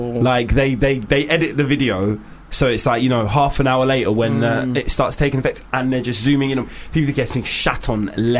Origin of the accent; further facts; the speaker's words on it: London, United Kingdom; I was born in Homerton Hospital. I lived in Stoke Newington until I was 12. I now live by Shoreditch Park.